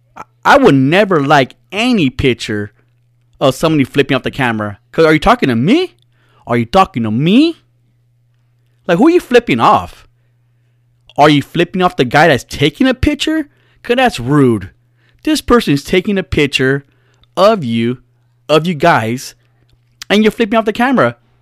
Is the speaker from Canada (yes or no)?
no; United States; I'm from America, that I'm not brown enough for Mexicans to accept me